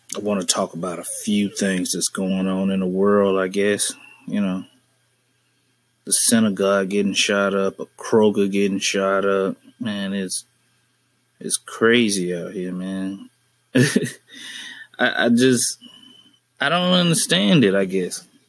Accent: Birmingham, Alabama, United States; now in northern Alabama, United States; I'm originally from Birmingham

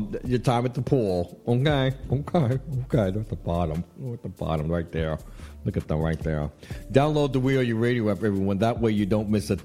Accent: New York City, New York, United States; I'm a New Yorker

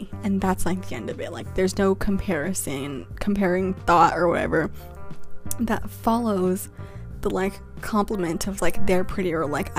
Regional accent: Glendale, California, United States; moved away; I'm from Los Angeles, California. Like, I lived like specifically in the Glendale area

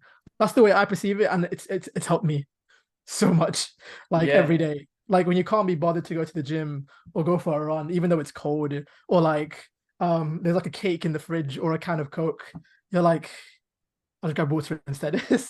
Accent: Pakistan; I'm Pakistani.

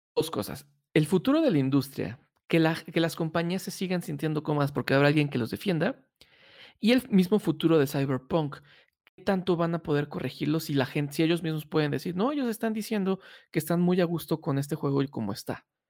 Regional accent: Mexico City, Mexico; somos los chilangos

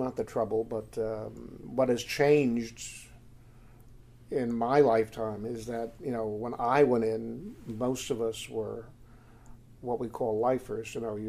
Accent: Morris County, New Jersey, United States; also born or lived in Guttenberg, Hudson County, New Jersey; I come from Morris County, actually.

